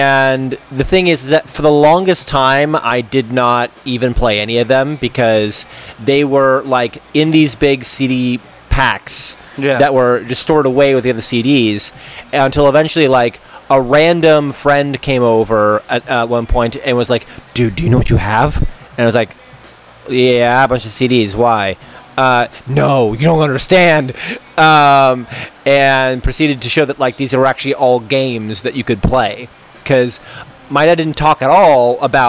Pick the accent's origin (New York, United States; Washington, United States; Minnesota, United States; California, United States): California, United States; Monterey; Where I'm from is a tricky question. So, I guess technically, I'm from Monterey, California.